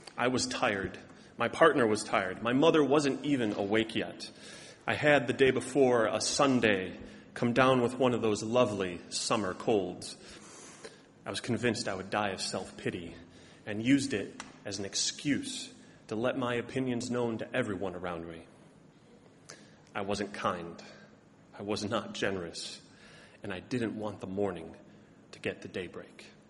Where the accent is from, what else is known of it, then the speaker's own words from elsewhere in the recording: Chicago, Illinois, United States; moved away as an adult; also born or lived in Ohio / Massachusetts; now in Boston, United States; as a good Southside Chicagoan that I am